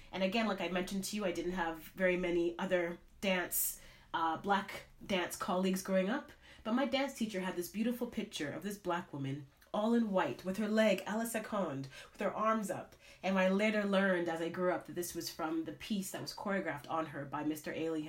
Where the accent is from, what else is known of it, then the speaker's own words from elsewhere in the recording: Canada; I mean, growing up in Canada, seeing this woman, my dream was to dance on Broadway.